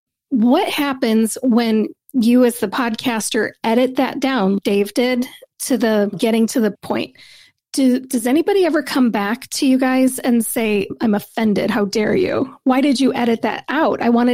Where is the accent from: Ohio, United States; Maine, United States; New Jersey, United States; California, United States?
Ohio, United States; I'm from Ohio and we are incredibly polite